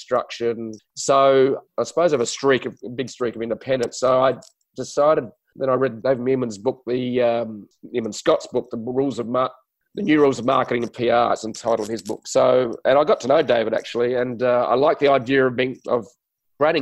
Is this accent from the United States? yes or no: no; Adelaide, South Australia, Australia; accent: Aussie accent with a touch of English; moved away as an adult; also born or lived in Sydney, New South Wales; I'm from Australia, so I speak with a strange accent. For some other people around the world, it's an Aussie accent with a touch of English, I suppose, because I was raised in a little city called Adelaide